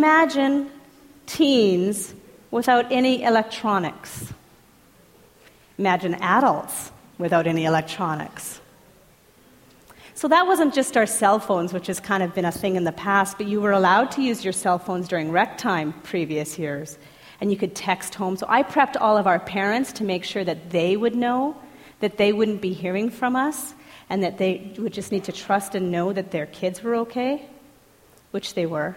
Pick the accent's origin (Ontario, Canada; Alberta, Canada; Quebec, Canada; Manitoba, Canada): Alberta, Canada; Edmonton; I'm from Edmonton